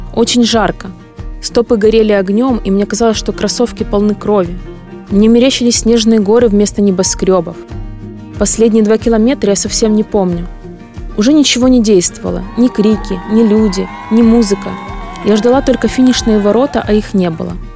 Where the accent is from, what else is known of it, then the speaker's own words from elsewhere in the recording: Ukraine; я из Украины приехала просто прибежать марафон.